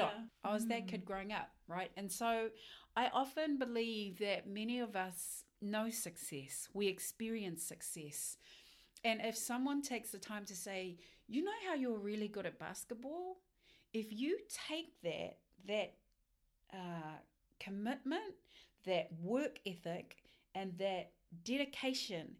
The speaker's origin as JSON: {"language": "English", "town": "Moerewa", "region": "Northland", "country": "New Zealand", "tie": "born or raised there", "moved": "as an adult", "lives_now": "Auckland, New Zealand", "said": "I'm really proud to have grown up in Moirua."}